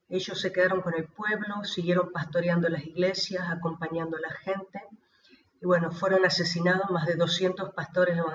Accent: Río Gallegos, Santa Cruz, Argentina; also born or lived in Peru; soy de Río Gallegos, de la provincia de Santa Cruz, de Argentina. Junto a mi esposo, a mi familia, estuvimos 23 años como misioneros en Perú.

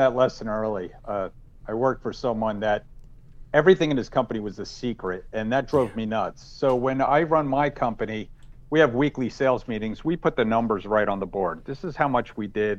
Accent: New Jersey, United States; I'm from New Jersey. I'm Italian.

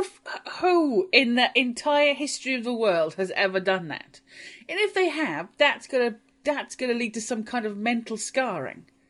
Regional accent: Welsh, Wales, United Kingdom; I'm Welsh

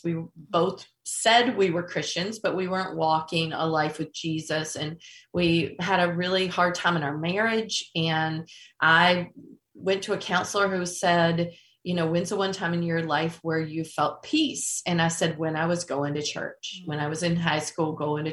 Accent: North Carolina, United States; I grew up in North Carolina.

